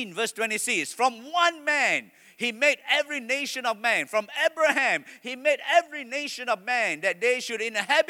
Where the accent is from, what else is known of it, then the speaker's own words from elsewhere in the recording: Malaysia; I am proud to be a Malaysian